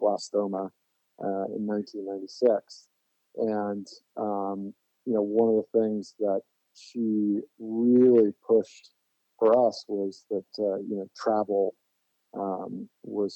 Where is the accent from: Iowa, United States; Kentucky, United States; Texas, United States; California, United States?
California, United States; Orinda; moved away as an adult; also born or lived in San Francisco, California; now in Philadelphia, United States; I was born in San Francisco, California, but grew up in the East Bay, just outside in a town called Orinda.